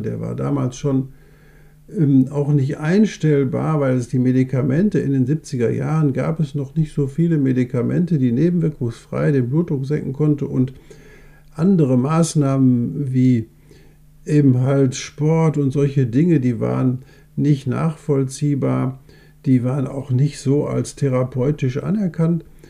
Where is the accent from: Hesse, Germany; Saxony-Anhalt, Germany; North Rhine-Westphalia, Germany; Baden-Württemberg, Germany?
North Rhine-Westphalia, Germany; Essen; accent: Ruhrgebietsslang; bei uns in Essen